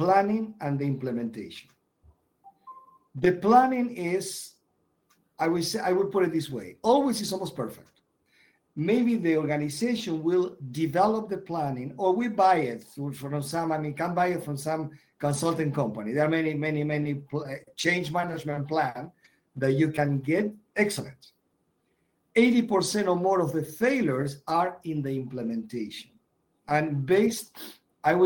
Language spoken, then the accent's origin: English; Argentina; moved away as an adult; also born or lived in Europe; I'm born and raised in Argentina.